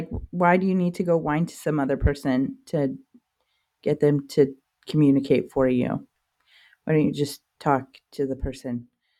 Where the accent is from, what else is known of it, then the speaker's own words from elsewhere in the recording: central Virginia, United States; Yeah, I grew up in Virginia.